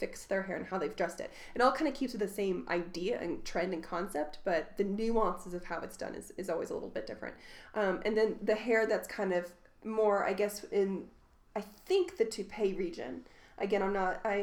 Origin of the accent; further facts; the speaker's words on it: Southern Indiana, United States; I'm from Southern Indiana